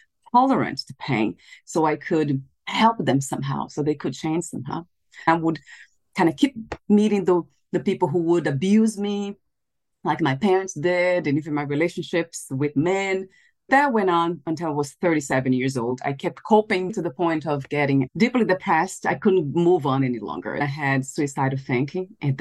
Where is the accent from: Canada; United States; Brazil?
Brazil; I was born in Brazil